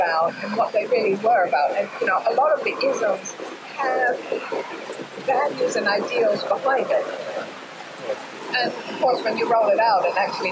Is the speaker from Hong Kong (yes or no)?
yes; Hong Kong; also born or lived in England; growing up in Hong Kong and studying in England, in the West